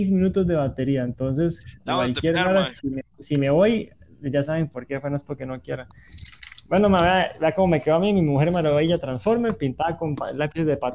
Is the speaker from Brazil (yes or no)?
no; Moravia, San José, Costa Rica; also born or lived in Alajuela; now in Guanacaste, Costa Rica; yo, nací en Alajuela, vivo en Guanacaste y soy de Moravia.